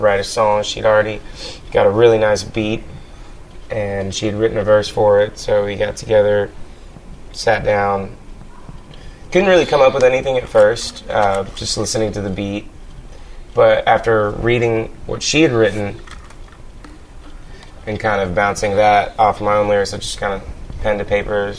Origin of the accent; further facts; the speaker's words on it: Arkansas, United States; also born or lived in Los Angeles County, California; I was born in Los Angeles County, but I've got pretty strong roots in Arkansas at this point. Came out here when I was about 7